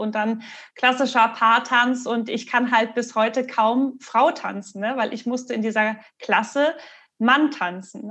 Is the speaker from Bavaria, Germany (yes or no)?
no; Marburg, Hesse, Germany; Ich bin ja in Marburg aufgewachsen, äh, also auf dem Dorf